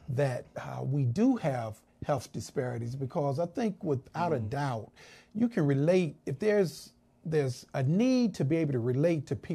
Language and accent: English; Winston-Salem, North Carolina, United States; there was actually a black hospital in uh, my hometown of uh, Winston-Salem.